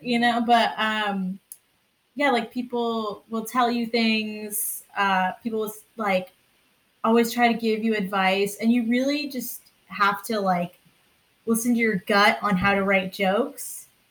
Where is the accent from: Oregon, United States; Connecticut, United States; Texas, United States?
Connecticut, United States; Sandy Hook; I'm from Sandy Hook, Connecticut